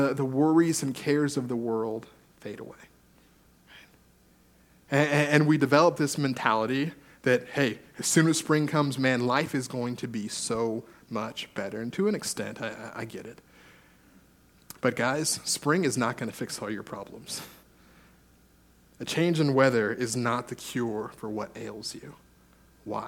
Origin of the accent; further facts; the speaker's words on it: California, United States; now in British Columbia, Canada; I grew up in California